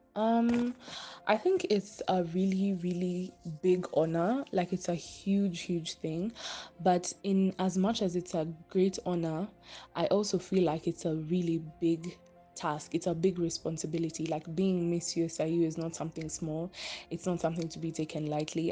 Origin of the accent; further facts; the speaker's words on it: Kenya; I'm Kenyan